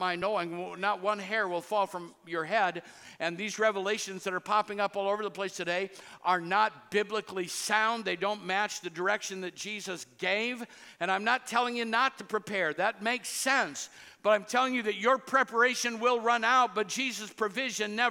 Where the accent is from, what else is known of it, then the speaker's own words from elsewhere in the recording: Cedar Rapids, Iowa, United States; I grew up in Cedar Rapids